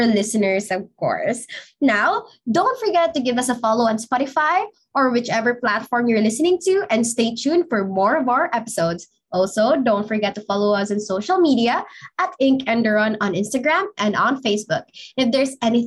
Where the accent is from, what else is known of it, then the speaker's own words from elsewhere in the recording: Philippines; what I deserve as a Filipino citizen and what my other Filipino people deserves as well